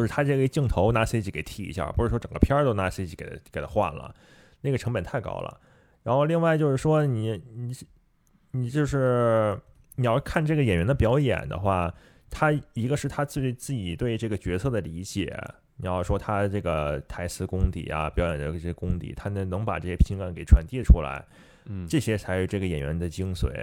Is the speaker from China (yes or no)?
yes; China; 毕竟我是中，中国人嘛